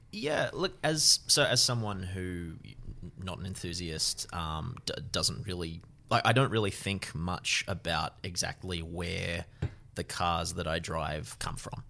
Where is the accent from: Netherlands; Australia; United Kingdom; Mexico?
Australia; Orange, New South Wales; moved away; I'm from Orange originally